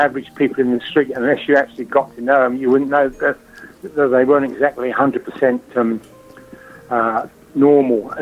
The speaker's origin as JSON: {"language": "English", "town": "Tilburg", "region": "North Brabant", "country": "Netherlands", "moved": "as an adult", "said": "I come from Tilburg."}